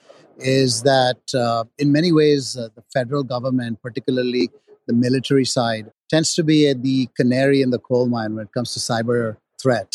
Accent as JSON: {"language": "English", "town": "Edinburgh", "region": "Scotland", "country": "United Kingdom", "tie": "born or raised there", "said": "I was born in Edinburgh."}